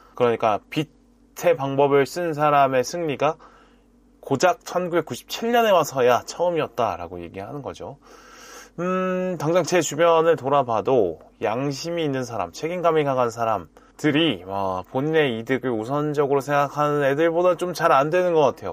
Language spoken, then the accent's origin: Korean; Busan, South Korea; now in Seoul, South Korea; 저의 경우에 부모님이 경남 출신이고 또 부산에서 자랐기 때문에